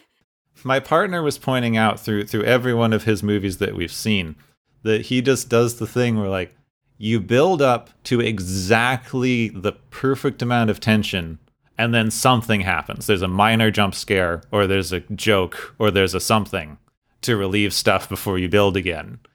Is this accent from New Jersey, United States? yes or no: no; Arizona, United States; where I grew up in Arizona